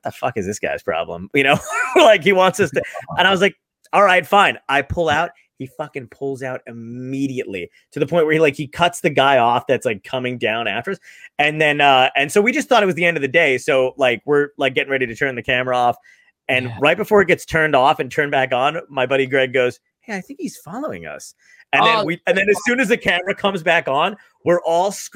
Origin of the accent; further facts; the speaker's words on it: New Jersey, United States; I grew up in New Jersey, and we have the weird New Jersey magazines